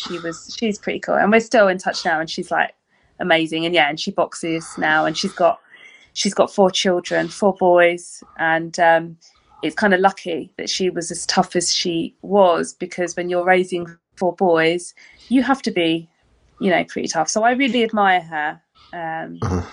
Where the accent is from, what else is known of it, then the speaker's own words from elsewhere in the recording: London, United Kingdom; now in Brighton, United Kingdom; I am actually from London originally. I'm from East London, and the secondary school that I attended